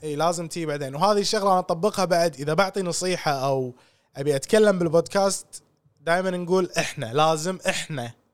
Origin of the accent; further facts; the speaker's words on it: Kuwait; عندنا بالكويت